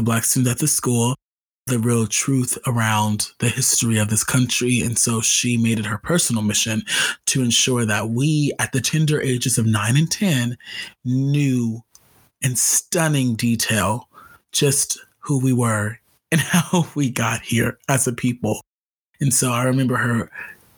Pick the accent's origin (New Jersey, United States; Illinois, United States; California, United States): California, United States; Los Angeles; I grew up in Los Angeles. I grew up in LA, but I grew up in South LA.